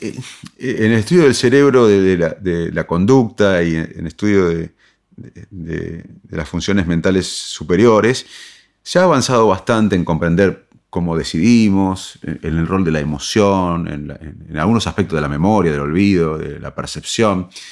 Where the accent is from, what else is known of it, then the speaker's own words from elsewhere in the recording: Salto, Buenos Aires Province, Argentina; moved away; also born or lived in Arroyo Dulce; me siento un chico de la provincia de Buenos Aires que, de chico era inquieto y, me crecí en un pueblito, en Arroyo Dulce, después en Salto